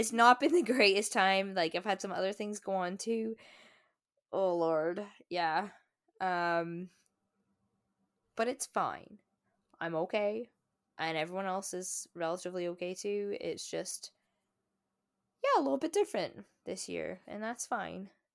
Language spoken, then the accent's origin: English; Scotland, United Kingdom; moved away as an adult; now in Canada; in my hometown, I think there are almost as many churches as there are pubs